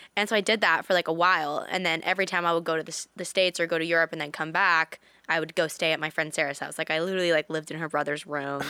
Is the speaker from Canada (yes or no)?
yes; British Columbia, Canada; in Canada, in my hometown